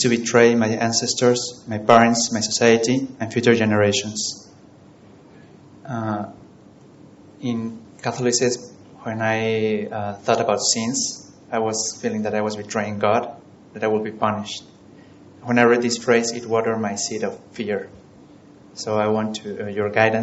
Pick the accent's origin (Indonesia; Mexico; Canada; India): Mexico; I'm from Mexico.